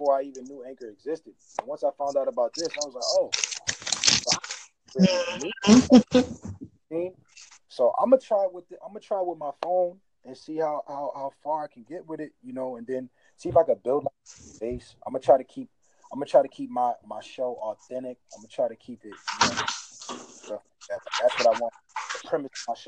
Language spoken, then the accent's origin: English; Alabama, United States; now in Boston, United States; I'm from Alabama